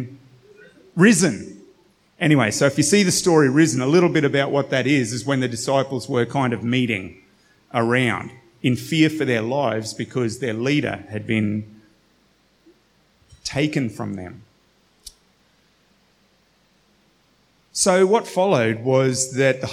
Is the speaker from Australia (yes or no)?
yes; Australia; as an Australian Western culture